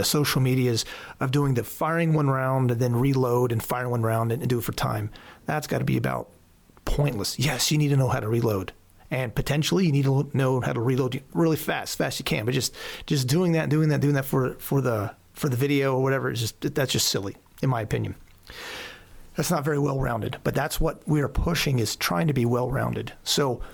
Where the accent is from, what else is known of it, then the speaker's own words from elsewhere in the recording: Southern Lancaster County, Pennsylvania, United States; also born or lived in Houston, Texas / Colorado Springs, Colorado; I was raised in Pennsylvania